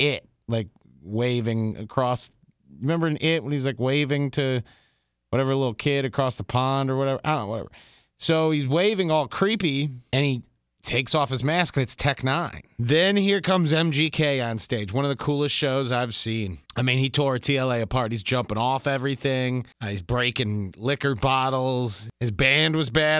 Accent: Detroit, Michigan, United States; I'm from Detroit

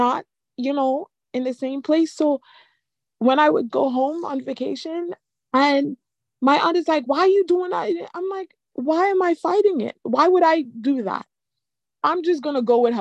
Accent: Trinidad & Tobago; We're from Trinidad, so my grandmother was in Trinidad

